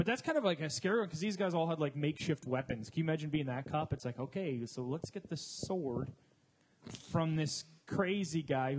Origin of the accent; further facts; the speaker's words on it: Canada; moved away; I'm Canadian